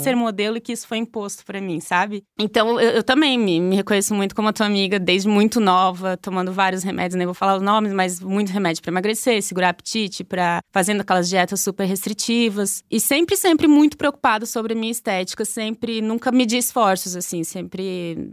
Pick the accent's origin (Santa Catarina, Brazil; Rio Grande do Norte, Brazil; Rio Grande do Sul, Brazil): Santa Catarina, Brazil; Blumenau; eu sou de Blumenau. Blumenau, Santa Catarina